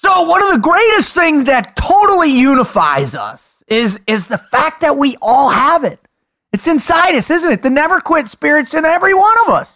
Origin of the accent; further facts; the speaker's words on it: South Florida, United States; I grew up in South Florida where the retirees are